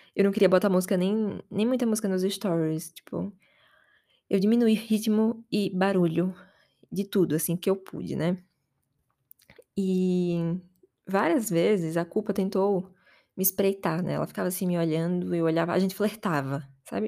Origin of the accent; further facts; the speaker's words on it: Aracaju, Sergipe, Brazil; moved away as an adult; now in São Paulo, Brazil; desde que eu saí de casa, que eu saí de Aracaju e vim pra São Paulo